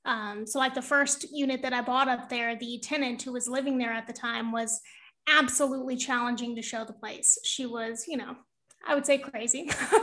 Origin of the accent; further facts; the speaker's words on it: California, United States; now in Brooklyn, United States; Northern California.